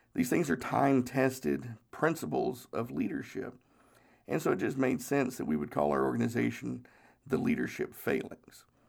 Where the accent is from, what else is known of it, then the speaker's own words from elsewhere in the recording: Charleston, South Carolina, United States; I was born in Charleston Naval Hospital